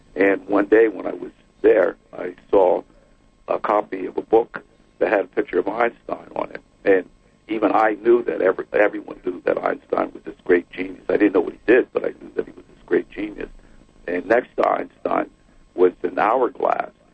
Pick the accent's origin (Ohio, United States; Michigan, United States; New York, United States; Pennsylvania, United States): New York, United States; New York City; I was the oldest of four children, and I grew up in the Bronx